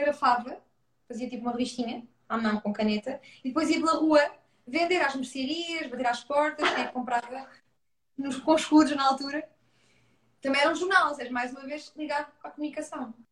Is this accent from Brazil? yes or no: no; Leiria, Centro, Portugal; also born or lived in Coimbra; nasci em Coimbra, vim muito bebê para Leiria